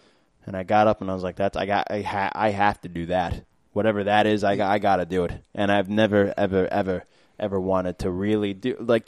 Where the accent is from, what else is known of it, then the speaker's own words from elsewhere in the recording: New York City, New York, United States; also born or lived in Maspeth, Queens; I moved to Maspeth when I was like 14. I grew up in Flushing.